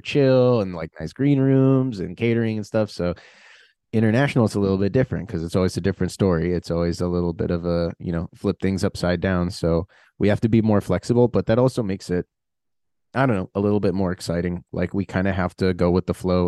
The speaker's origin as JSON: {"language": "English", "country": "United States", "said": "being American"}